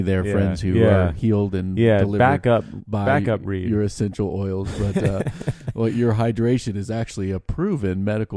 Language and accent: English; Virginia, United States; But we're from Virginia